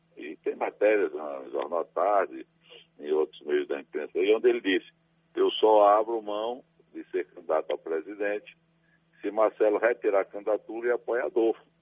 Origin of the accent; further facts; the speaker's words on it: Salvador, Bahia, Brazil; also born or lived in Campo Formoso, Bahia; minha terra, onde eu nasci. Claro que desde a infância eu já resido em Salvador